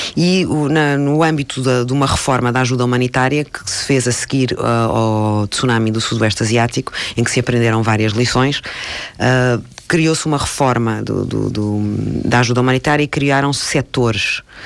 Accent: Portugal; E como eu sou portuguesa

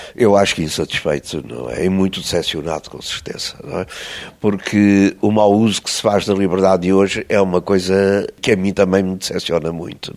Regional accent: Estoril, Lisbon, Portugal; Eu, quando era miúdo, era muito doentinho, não é? Muito fraquinho. O médico disse aos meus pais que eu não ia passar dos sete anos. De maneira que saímos de Lisboa e foram viver para o Estoril, para São Pedro Estoril

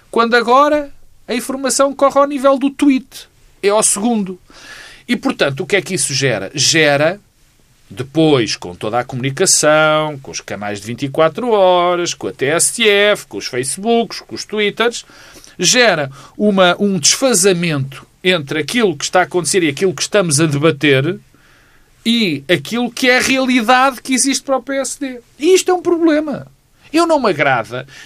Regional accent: Norte, Portugal; teve aquelas coisas que nós todos conhecemos de eu sou do Alto Minho

